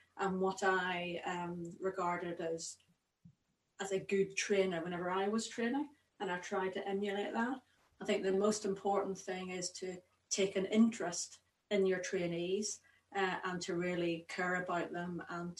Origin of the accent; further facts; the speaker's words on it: Belfast, Northern Ireland, United Kingdom; also born or lived in Oxford; now in Edinburgh, United Kingdom; I grew up in Belfast